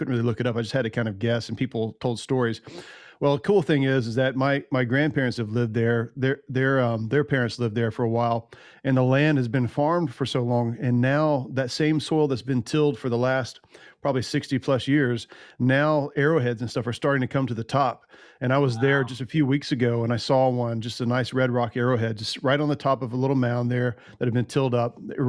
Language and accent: English; Hatchie, Tennessee, United States; I grew up in right on the Hatchie River in Tennessee. Yeah. And a little town called, well, the town's called Hatchie after the river.